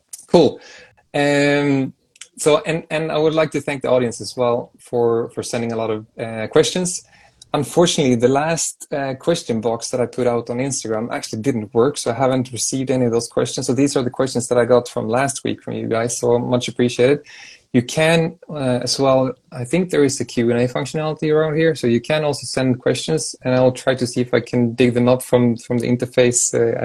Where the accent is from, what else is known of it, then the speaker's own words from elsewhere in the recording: Sweden; I'm from Sweden, which is a neighboring country